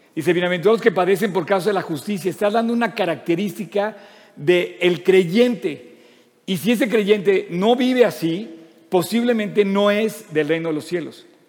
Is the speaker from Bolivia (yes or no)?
no; Mexico; ¿Por qué somos mexicanos? porque nacimos en México.